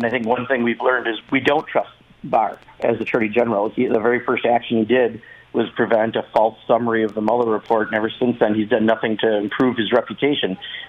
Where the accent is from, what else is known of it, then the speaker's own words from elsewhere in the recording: Wisconsin, United States; my home state of Wisconsin